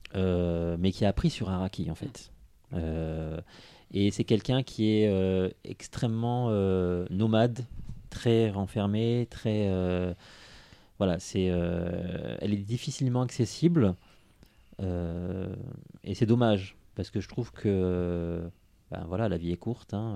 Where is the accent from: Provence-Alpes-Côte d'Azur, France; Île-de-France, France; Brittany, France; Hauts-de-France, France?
Provence-Alpes-Côte d'Azur, France; Nice; je suis né à Nice.